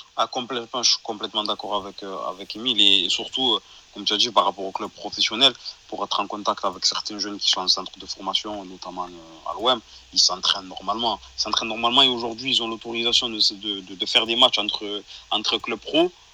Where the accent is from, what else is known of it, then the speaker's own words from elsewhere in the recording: Marseille, Provence-Alpes-Côte d'Azur, France; en tant que Marseillais